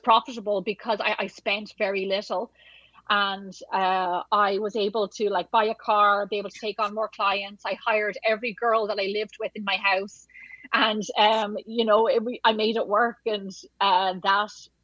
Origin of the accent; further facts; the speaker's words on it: Ireland; moved away; I'm Irish